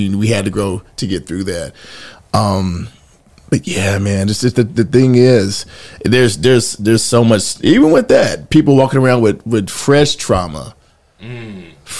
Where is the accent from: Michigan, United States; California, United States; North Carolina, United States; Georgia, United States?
North Carolina, United States; Gastonia; also born or lived in Mount Holly, North Carolina / Charlotte, North Carolina; I'm originally from Mount Holly, okay, North Carolina, but grew up in Gastonia and then Charlotte later